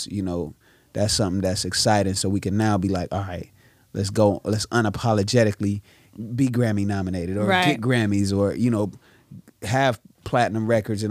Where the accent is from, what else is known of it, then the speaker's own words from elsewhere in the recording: Inglewood, California, United States; I'm from Inglewood, California, and I come from a really musical family